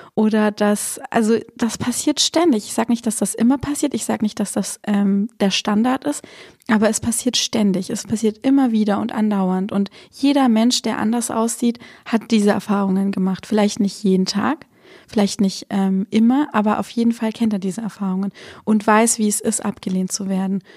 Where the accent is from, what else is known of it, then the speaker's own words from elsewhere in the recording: Swabia, Germany; dass ich mich als halt Schwäbin sehe